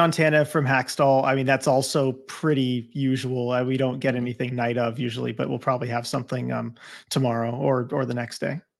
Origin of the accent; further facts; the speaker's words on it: Southern California, United States; growing up in Southern California